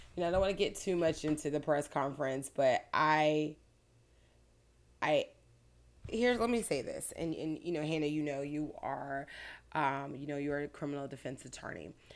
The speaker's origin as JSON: {"language": "English", "town": "Clearwater", "region": "Florida", "country": "United States", "tie": "born or raised there", "said": "I grew up in Clear Water"}